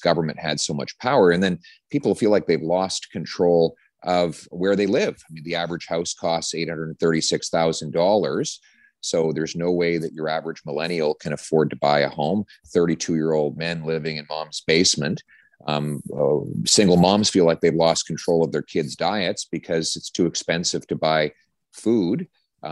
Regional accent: the West, Western Canada, Canada; now in Ottawa, Canada; I'm from the West

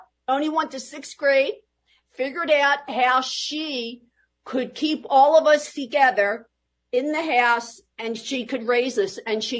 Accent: Philadelphia, Pennsylvania, United States; Well, Philadelphia was great, and that's when they all came. If they even landed at Ellis Island, they all came that following day right here to Philadelphia, South Philadelphia, and that's where the entire family lived.

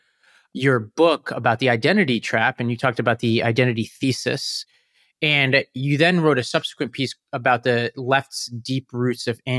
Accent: New York City, New York, United States; I grew up in Staten Island in the 9/11 environment

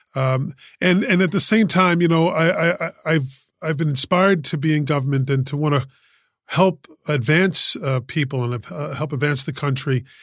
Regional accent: New York City, New York, United States; I was born and raised in Queens, um, in, uh, Elmhurst Ho-, uh, in Elmhurst, in Saint John's Hospital on Queens Boulevard

